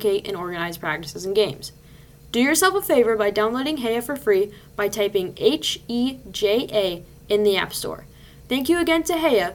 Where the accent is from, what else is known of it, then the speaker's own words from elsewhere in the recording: United States; I'm American